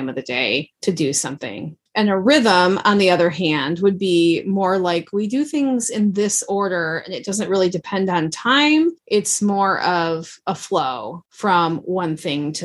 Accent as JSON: {"language": "English", "region": "Midwest", "country": "United States", "also_born_or_lived": "the South (US)", "moved": "as an adult", "said": "we moved from the South back home to the Midwest"}